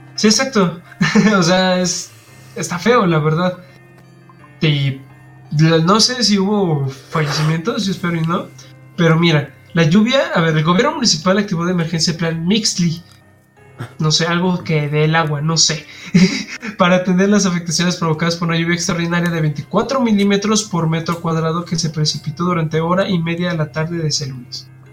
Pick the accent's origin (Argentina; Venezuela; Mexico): Mexico; como buen mexicano